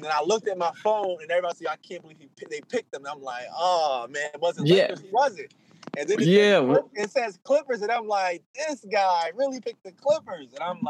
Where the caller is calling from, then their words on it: New Jersey, United States; I'm in New Jersey.